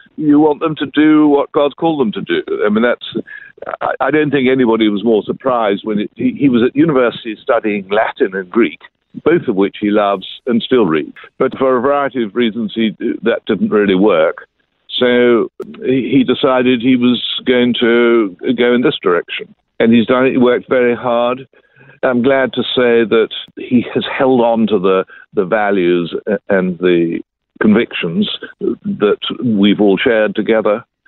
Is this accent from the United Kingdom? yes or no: yes; London, United Kingdom; I grew up in London, England